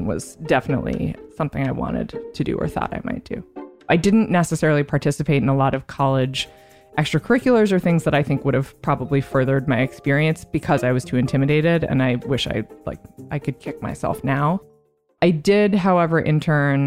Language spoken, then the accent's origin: English; Vancouver, British Columbia, Canada; moved away as an adult; now in New York, United States; I grew up in Vancouver, Canada, until I was 18, and then I moved to New York.